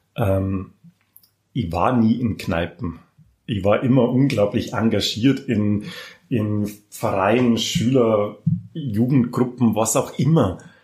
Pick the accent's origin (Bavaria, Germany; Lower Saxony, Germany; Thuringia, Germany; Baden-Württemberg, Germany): Bavaria, Germany; Passau; also born or lived in Auerbach; ich bin katholisch behütet, brav in Passau aufgewachsen.